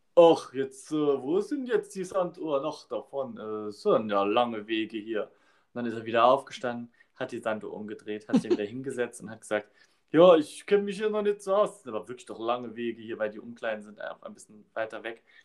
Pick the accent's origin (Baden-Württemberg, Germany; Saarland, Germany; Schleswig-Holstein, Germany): Saarland, Germany; Saarbrücken; bei uns in Saarbrücken